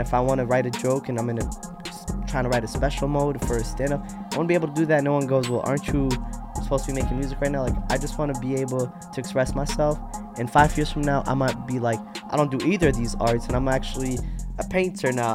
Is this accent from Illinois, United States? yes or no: yes; Rockford, Illinois, United States; also born or lived in Iraq / Yemen / Jordan / Chicago suburbs; now in Glen Ellyn, United States; When I came to America, I grew up in Rockford from elementary school to like freshman year high school